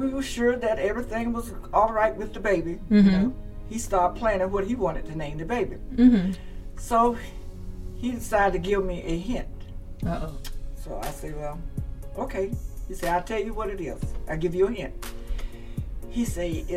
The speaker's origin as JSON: {"language": "English", "town": "Vero Beach", "region": "Florida", "country": "United States", "tie": "born or raised there", "also_born_or_lived": "Miami, Florida", "moved": "as an adult", "said": "Little Vero Beach, my hometown"}